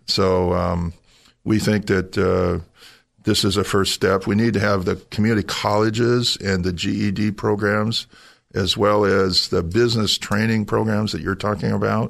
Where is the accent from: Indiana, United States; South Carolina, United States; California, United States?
California, United States; San Jose; I'm a native of San Jose. I grew up in San Jose